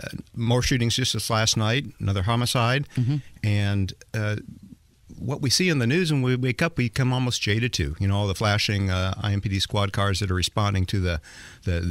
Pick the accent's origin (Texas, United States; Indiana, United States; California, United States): Indiana, United States; Indianapolis; it is my hometown. I mean, this is where I was born